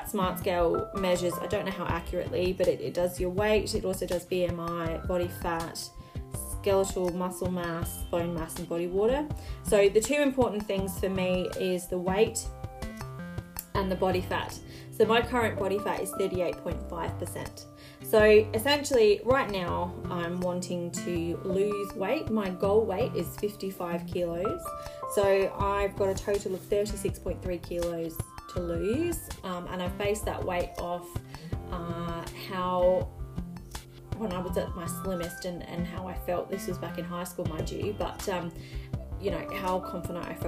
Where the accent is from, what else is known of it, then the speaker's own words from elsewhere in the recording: Australia; So I'm Australian.